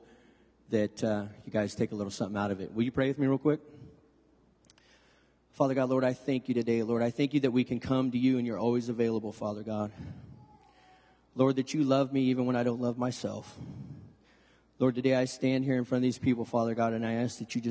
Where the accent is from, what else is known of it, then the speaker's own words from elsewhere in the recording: Lodi, California, United States; I was born and raised here in Lodi